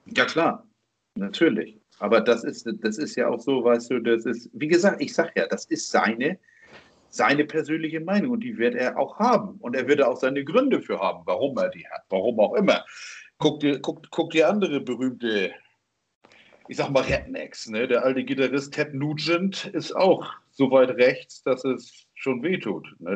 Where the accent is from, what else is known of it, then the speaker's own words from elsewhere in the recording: Germany; bin ich jetzt in Deutschland geboren.